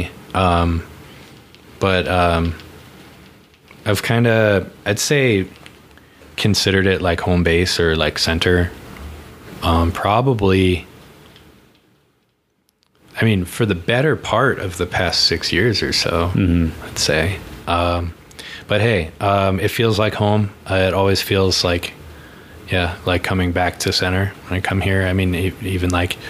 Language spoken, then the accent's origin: English; East Coast, United States; now in Colorado, United States; I grew up on the East Coast.